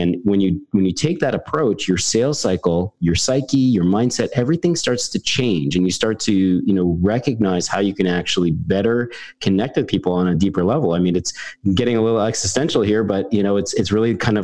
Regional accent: Canada; I'm a Canadian carpenter turned project manager

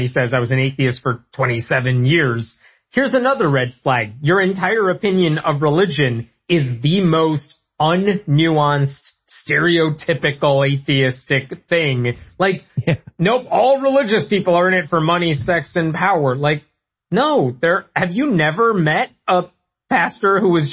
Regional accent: Chicago, Illinois, United States; I'm from Chicago

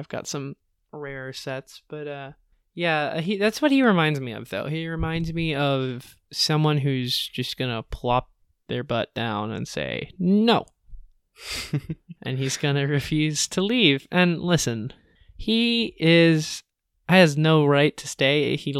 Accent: Los Angeles, California, United States; I was like 9. I moved up from Southern California, Los Angeles, to Northern California.

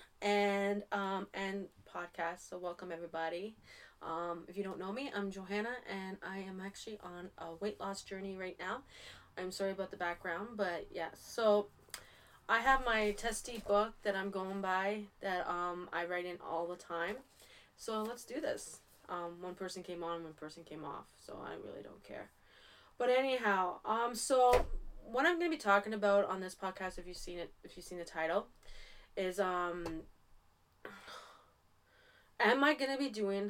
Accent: Canada; I am from Canada

